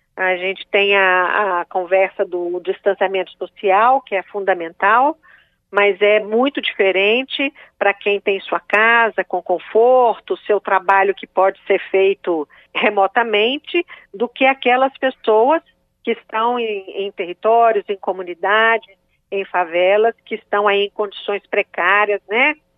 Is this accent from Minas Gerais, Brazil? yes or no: yes; Belo Horizonte, Minas Gerais, Brazil; sou de Minas Gerais, de Belo Horizonte